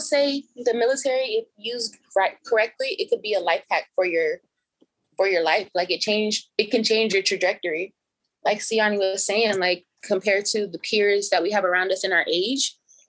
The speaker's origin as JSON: {"language": "English", "town": "Pittsburgh", "region": "Pennsylvania", "country": "United States", "moved": "as an adult", "lives_now": "Tijuana, Mexico", "said": "I live in Tijuana now, but I'm originally from Pittsburgh."}